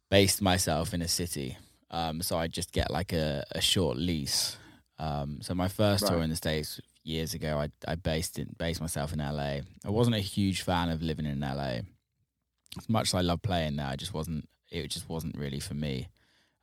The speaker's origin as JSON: {"language": "English", "region": "England", "country": "United Kingdom", "said": "My like English ass"}